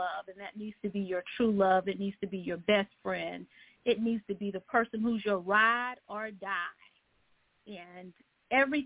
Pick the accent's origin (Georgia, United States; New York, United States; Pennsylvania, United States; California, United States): Georgia, United States; I'm in Augusta, Georgia. I am from the Georgia area here